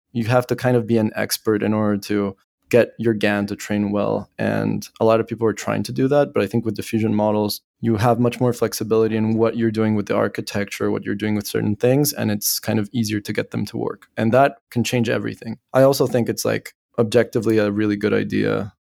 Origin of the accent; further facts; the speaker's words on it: Bolivia; moved away as an adult; also born or lived in France / Paris / United States; I was born in Bolivia, When I was eighteen, I left for France